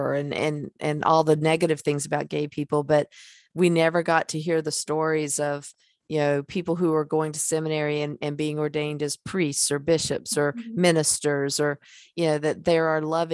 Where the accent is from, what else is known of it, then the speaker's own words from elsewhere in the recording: North Carolina, United States; I'm from North Carolina